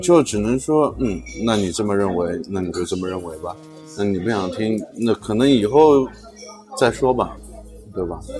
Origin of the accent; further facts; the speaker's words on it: China; 我们中国人